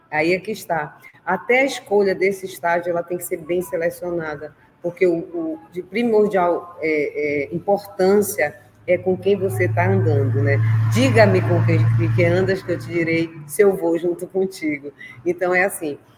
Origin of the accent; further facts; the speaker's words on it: Belém, Pará, Brazil; porque eu sou aqui do norte, para quem não sabe, eu sou de Belém do Pará e tenho muito orgulho dessa profissão.